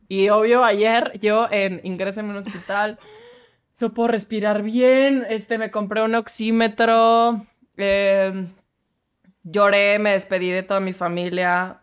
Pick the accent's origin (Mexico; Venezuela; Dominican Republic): Mexico; accent: fresa; mi pinche acento fresa